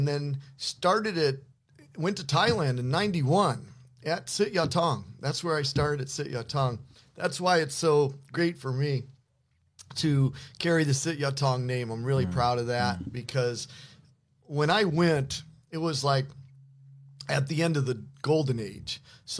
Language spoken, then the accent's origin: English; Indiana, United States; Indiana, Midwestern farm boy.